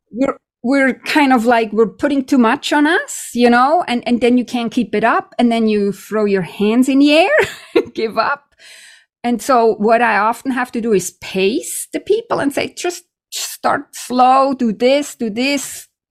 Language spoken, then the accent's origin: English; Switzerland; now in Canada; I'm from Switzerland